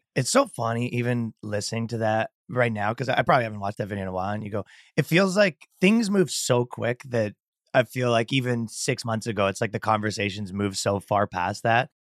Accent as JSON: {"language": "English", "country": "Canada", "also_born_or_lived": "New York", "moved": "as an adult", "lives_now": "Miami, United States", "said": "I'm from Canada and I moved to America pretty recently"}